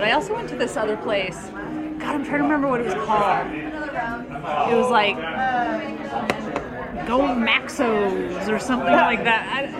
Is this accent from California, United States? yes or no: yes; California, United States; moved away as an adult; also born or lived in Philadelphia; I'm from California